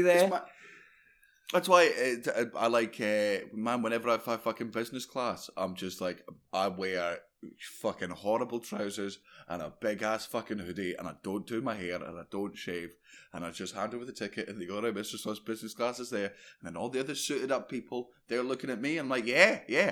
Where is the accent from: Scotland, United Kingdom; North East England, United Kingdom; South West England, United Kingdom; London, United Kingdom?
Scotland, United Kingdom; Fife; I grew up in Fife